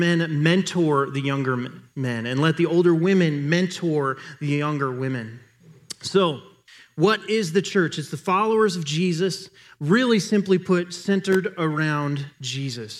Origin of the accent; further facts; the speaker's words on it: United States; we as an American culture